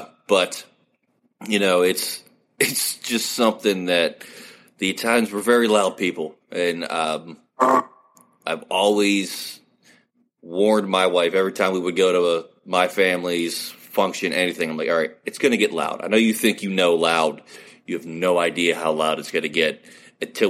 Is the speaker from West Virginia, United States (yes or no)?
yes; West Virginia, United States; I was born and raised in West Virginia.